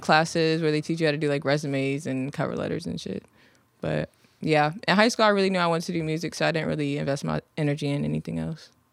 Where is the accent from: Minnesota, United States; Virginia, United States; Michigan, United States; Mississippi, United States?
Virginia, United States; Virginia Beach; also born or lived in London / Chesapeake; I'm from, well, I was born overseas, but I'm from Virginia Beach